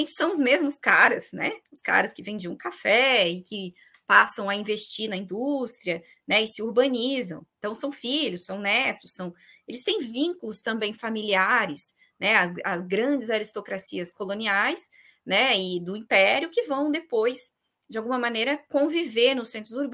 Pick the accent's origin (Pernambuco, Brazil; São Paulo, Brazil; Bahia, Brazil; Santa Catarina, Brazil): Santa Catarina, Brazil; Aqui no meu estado, eu sou de Santa Catarina, né? A gente nunca tem um governador da capital.